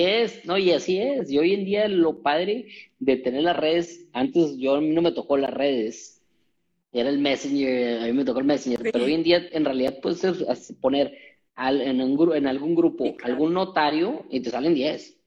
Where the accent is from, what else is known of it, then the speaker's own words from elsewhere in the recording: Mexico; como mexicanos